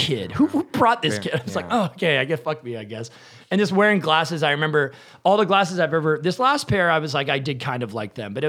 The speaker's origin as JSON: {"language": "English", "region": "New Hampshire", "country": "United States", "said": "I'm from New Hampshire, and it's like the cold winters"}